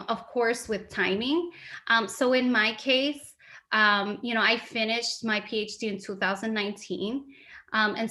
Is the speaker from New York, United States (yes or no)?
yes; New York City, New York, United States; also born or lived in Urbana-Champaign, Illinois / Albany, New York / Michigan / Williams; I was born and raised in New York City.